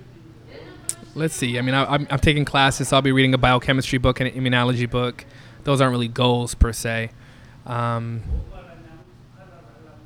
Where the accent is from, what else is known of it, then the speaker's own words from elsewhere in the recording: Chicago, Illinois, United States; born and raised in Chicago